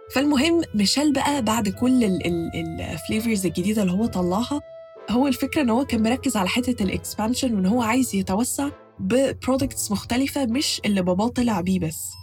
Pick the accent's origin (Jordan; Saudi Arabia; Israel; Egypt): Egypt; عندنا في مصر